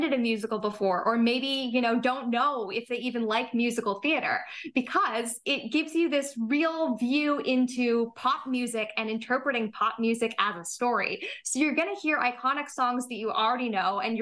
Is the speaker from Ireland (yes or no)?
no; Toronto, Ontario, Canada; I grew up here in Toronto.